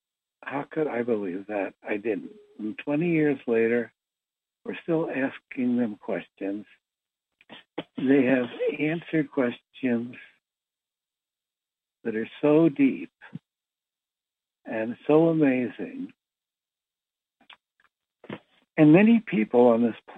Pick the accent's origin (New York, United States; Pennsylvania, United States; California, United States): Pennsylvania, United States; Philadelphia; I was born in Philadelphia to a middle-class Jewish family